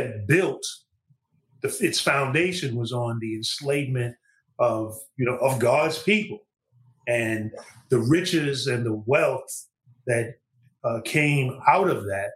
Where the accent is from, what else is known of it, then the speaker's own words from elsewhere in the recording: New York City, New York, United States; I grew up in Brooklyn, New York, in the Northeast